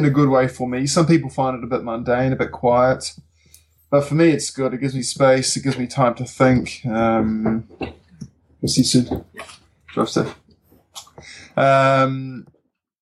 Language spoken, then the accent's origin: English; Auckland, New Zealand; moved away as an adult; now in Wanaka, New Zealand; I moved here 5 years ago from Auckland, which is where my younger years, so where I grew up, so the rest of my family is based